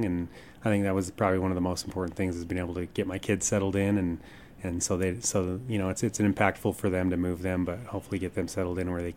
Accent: Kearns, Utah, United States; moved away as an adult; now in Moab, United States; born and raised in Kearns

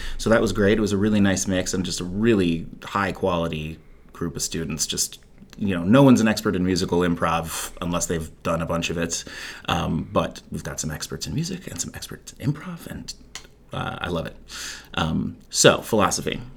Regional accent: Chapel Hill, North Carolina, United States; moved away as an adult; also born or lived in Chicago; I hail from here. I grew up in Chapel Hill

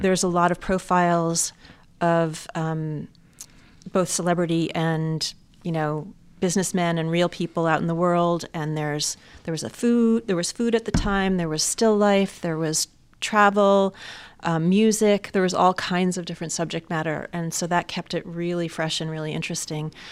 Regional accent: suburbs of New York, United States; I was actually born in New York City, um, but grew up in the suburbs of New York

